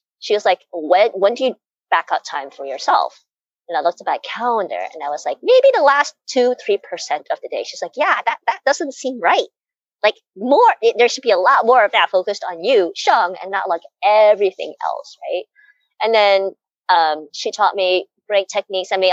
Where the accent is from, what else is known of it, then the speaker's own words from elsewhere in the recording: United States; I was brought up in a culture, I'm Chinese American